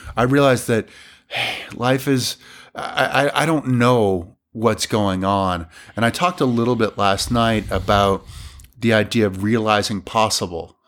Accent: Granby, Massachusetts, United States; I grew up in Massachusetts

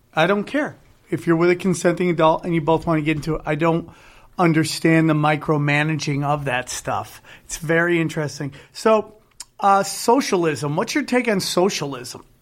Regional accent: Cortland, New York, United States; moved away; my hometown, six oh seven Cortland, New York

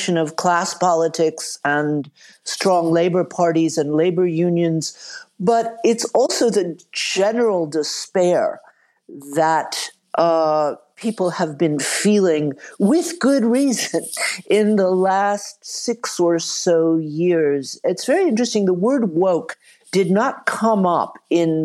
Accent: the American South, United States; I grew up in the American South

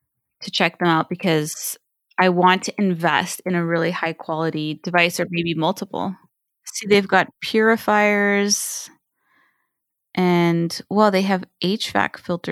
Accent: China; And it was really bad when I was growing up in China.

